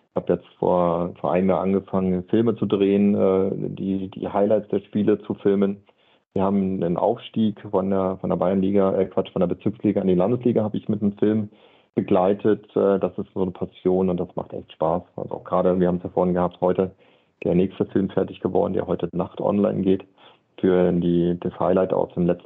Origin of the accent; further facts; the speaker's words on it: Berlin, Germany; am Sonntagnachmittag in Berlin, ich bin in Berlin groß geworden, habe mir die Zeitung genommen